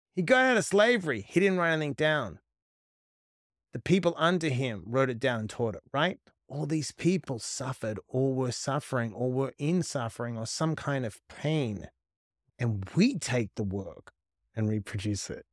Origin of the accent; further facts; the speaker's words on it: West Coast, Western Australia, Australia; moved away as an adult; also born or lived in Sydney; so I was born on the West Coast